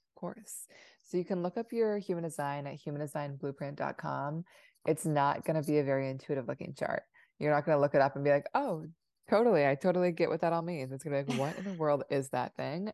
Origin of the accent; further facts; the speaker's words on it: Seattle, Washington, United States; also born or lived in Providence, Rhode Island; I grew up in Seattle